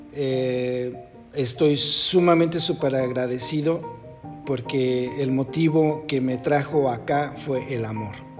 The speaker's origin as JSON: {"language": "Spanish", "country": "Mexico", "moved": "as an adult", "lives_now": "Netherlands", "said": "cuando yo salí de México"}